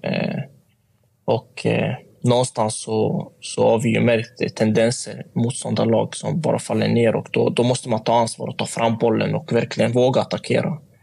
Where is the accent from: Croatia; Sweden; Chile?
Sweden; also born or lived in Motala; jag är uppväxt i Sverige